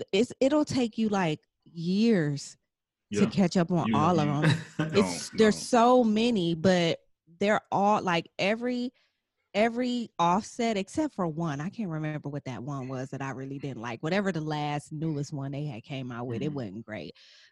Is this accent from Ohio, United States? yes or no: yes; Toledo, Ohio, United States; Anyways, I'm from Toledo, Ohio.